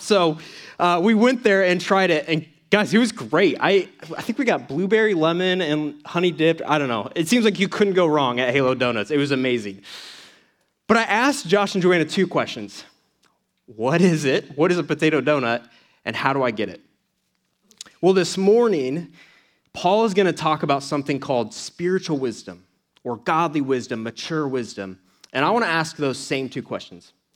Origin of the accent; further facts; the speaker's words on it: Atlanta, Georgia, United States; moved away; I come from Atlanta